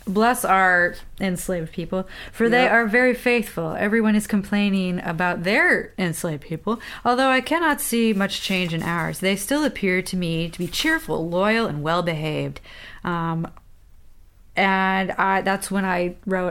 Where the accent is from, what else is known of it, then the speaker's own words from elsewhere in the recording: the North, United States; we're from the North